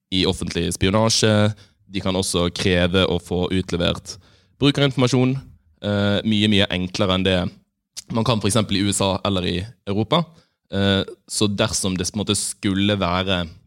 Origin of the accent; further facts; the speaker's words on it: Bergen, Vestland, Norway; now in Oslo, Norway; har vært hjemme i Bergen